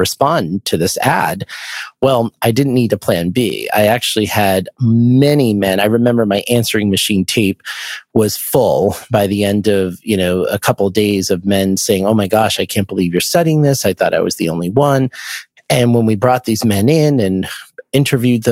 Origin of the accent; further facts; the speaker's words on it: Boston, Massachusetts, United States; I'm from the Boston area